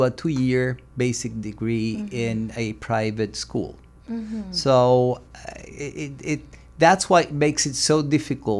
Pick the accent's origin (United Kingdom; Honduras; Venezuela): Venezuela; moved away as an adult; also born or lived in Germany / Italy / France; now in United States; I was born in Venezuela. I grew up mm-hmm. in Venezuela, studied okay. architecture in Venezuela